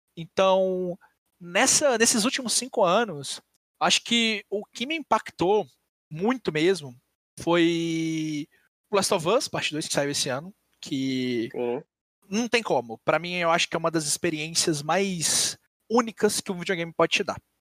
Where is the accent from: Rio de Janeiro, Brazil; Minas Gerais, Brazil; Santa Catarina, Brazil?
Minas Gerais, Brazil; eu sou de Minas